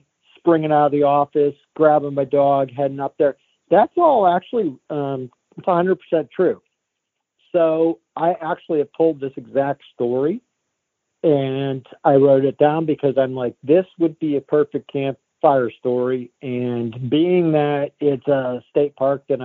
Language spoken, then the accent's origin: English; Falls Creek, Pennsylvania, United States; I am from Falls Creek, Pennsylvania, which is 2 hours from, 2.5 hours north of Pittsburgh, 3 hours from Erie, pretty much 2 to 3 hours from everywhere. North Central